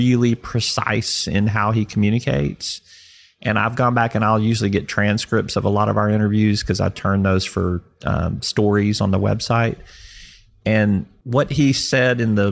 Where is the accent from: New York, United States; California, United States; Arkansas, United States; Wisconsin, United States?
Arkansas, United States; Little Rock; also born or lived in Fayetteville, Arkansas; I grew up here.